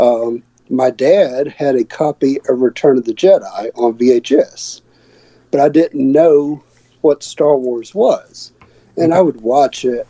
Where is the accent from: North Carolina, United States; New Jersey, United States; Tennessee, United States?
North Carolina, United States; Fayetteville; accent: southern; also born or lived in Mount Airy, North Carolina; now in Greensboro, United States; I'm originally from Fayetteville, North Carolina